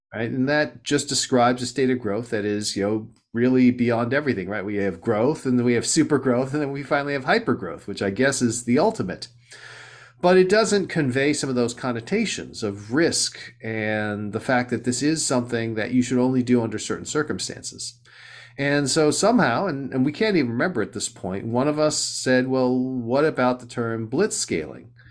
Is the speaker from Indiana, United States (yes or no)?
no; Southern California, United States; moved away as an adult; also born or lived in East Coast; now in Silicon Valley, United States; I grew up in Southern California